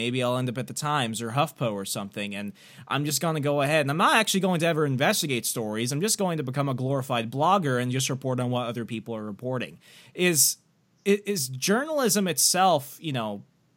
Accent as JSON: {"language": "English", "town": "Sierra Vista", "region": "Arizona", "country": "United States", "moved": "yes", "said": "I'm actually originally from Sierra Vista along the, near the border"}